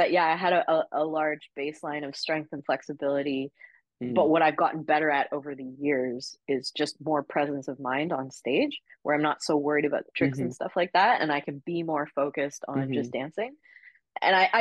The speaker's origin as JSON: {"language": "English", "country": "Canada", "moved": "as an adult", "lives_now": "Australia", "said": "I'm Canadian"}